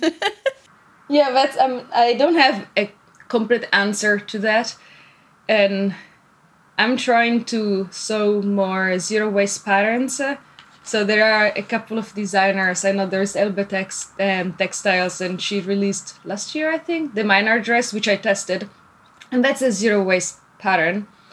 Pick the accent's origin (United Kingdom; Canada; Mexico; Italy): Italy; moved away as an adult; now in Tokyo, Japan; originally, I'm from Italy